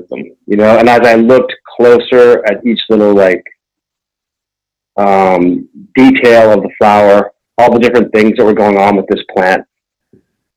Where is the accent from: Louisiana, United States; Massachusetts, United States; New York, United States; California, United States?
Massachusetts, United States; Concord; I grew up near Walden Pond in Concord, Mass, Massachusetts